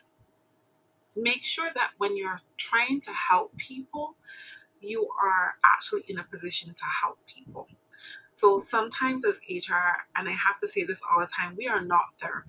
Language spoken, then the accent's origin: English; Barbados; I'm from Barbados.